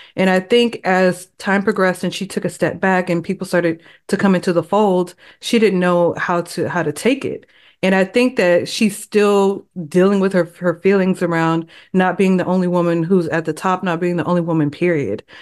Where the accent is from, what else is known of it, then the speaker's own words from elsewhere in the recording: Texas, United States; I am from Texas